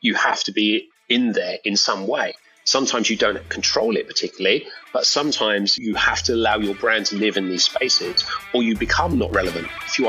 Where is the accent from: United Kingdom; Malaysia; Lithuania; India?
United Kingdom; accent: British; moved away as an adult; also born or lived in London, United Kingdom / China; I'm British, as some of your viewers and listeners will be able to tell from the accent.